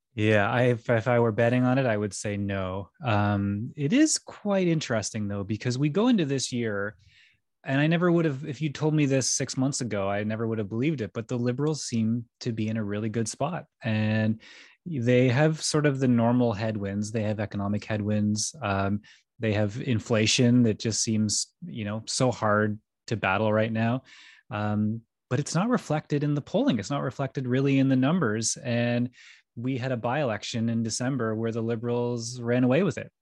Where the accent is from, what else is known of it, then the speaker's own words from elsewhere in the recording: Stonehaven, Scotland, United Kingdom; I come from Stonehaven, which is in the north of Scotland